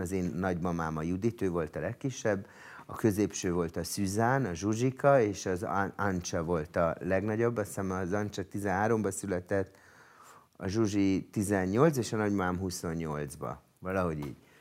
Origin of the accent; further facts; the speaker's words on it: Budapest, Hungary; also born or lived in France; én Budapesten születtem